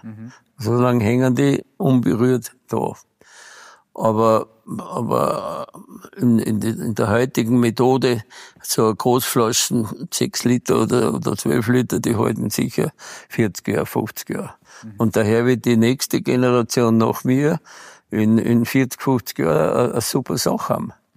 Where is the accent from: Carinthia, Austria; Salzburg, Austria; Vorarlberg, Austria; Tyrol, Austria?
Tyrol, Austria; Arlberg; also born or lived in Bad Gastein; meine Heimat ist hier